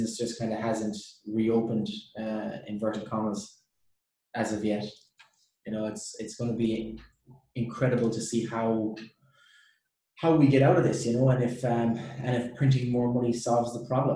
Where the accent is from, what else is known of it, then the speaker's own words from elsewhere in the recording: Ireland; moved away; I'm from Ireland